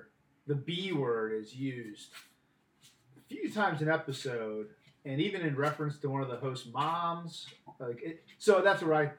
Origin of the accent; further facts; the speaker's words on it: Midwest, United States; moved away as an adult; In a highly populated white Midwestern rural town.